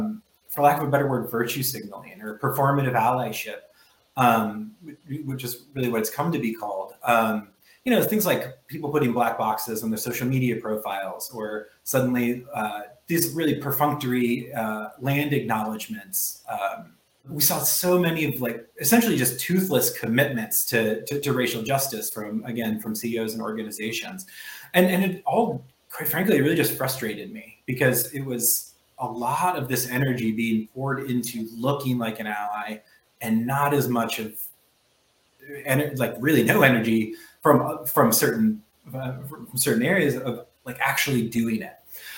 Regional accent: Midwest, United States; born there; also born or lived in South; now in Baltimore, United States; I am a Midwesterner by birth. I am a Southerner by history, I suppose, and currently a Baltimorean.

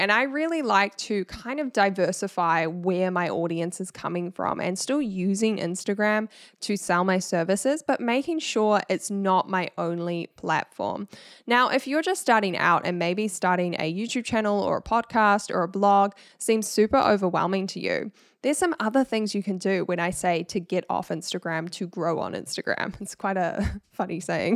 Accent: New Zealand; accent: Kiwi; my Kiwi accent

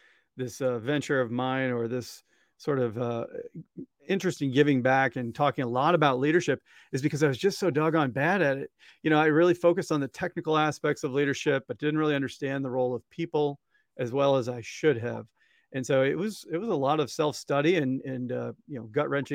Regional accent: Columbia, Missouri, United States; the high school where I went in Columbia, Missouri. And you know I'm from Missouri because that's how I say it

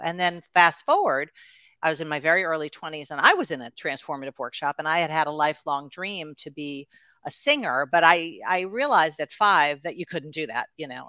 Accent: New York, United States; also born or lived in Los Angeles; we were living in, uh, Los Angeles at the time, but I'm from New York

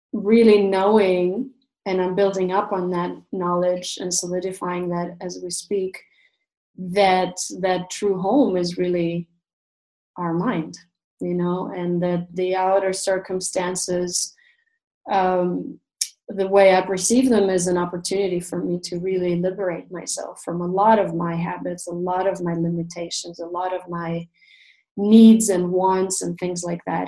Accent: Russia; moved away as an adult; also born or lived in Canada; I was born and raised in Russia

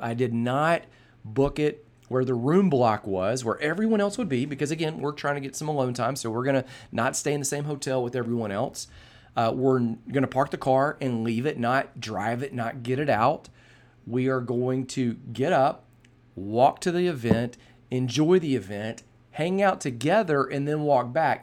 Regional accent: Birmingham, Alabama, United States; also born or lived in Texas; we moved from Texas to Birmingham, Alabama, uh, from the summer of my fourth grade year to start my fifth grade year

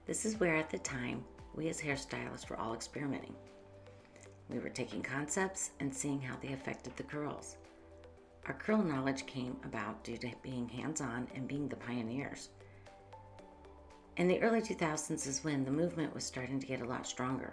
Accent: Northeast Ohio, United States; moved away as an adult; now in Columbus, United States; I came from Northeast Ohio and moved down here to Columbus, Ohio in 1990 after graduating from cosmetology school

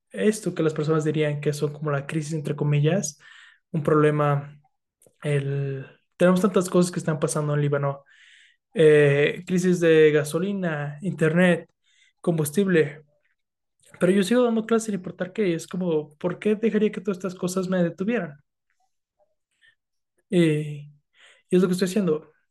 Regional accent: Philippines; Spanish is a second language; También los filipinos. También soy filipina, entonces.

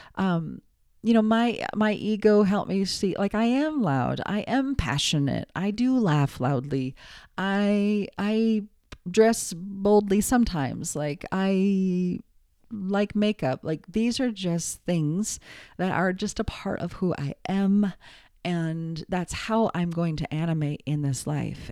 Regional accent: United States; also born or lived in New York / Los Angeles; I'm American

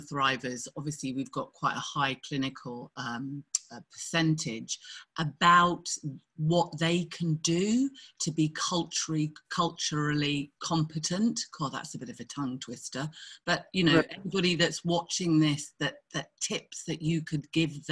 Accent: United Kingdom; I grew up in Thatcher.

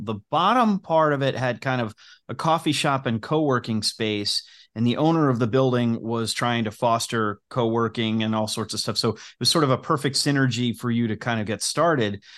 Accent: Cincinnati, Ohio, United States; Cincinnati, when you're a kid, feels like it's, it's the, the biggest small town

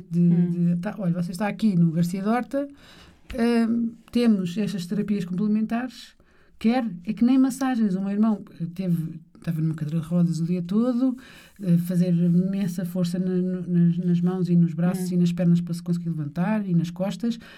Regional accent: Lisbon, Portugal; Nascida e criada na Lapa e andei 12 anos num colégio de freiras

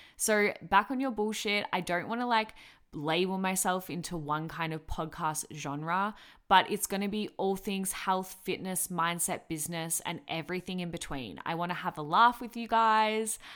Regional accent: Melbourne, Victoria, Australia; I am from Melbourne, Victoria

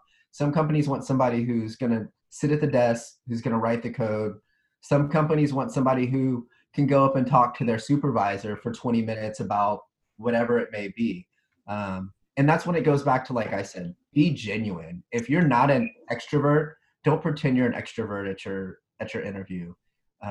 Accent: Dallas, Texas, United States; moved away; I'm from Dallas originally

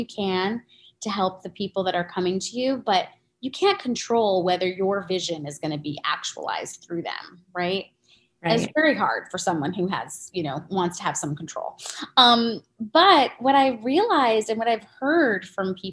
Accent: New York, United States; I'm also a New Yorker

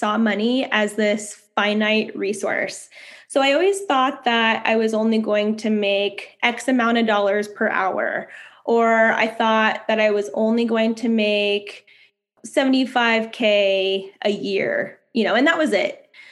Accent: United States; moved away; also born or lived in San Francisco, California, United States; I grew up in Lake Tahoe and I really want to own a home there in my hometown.

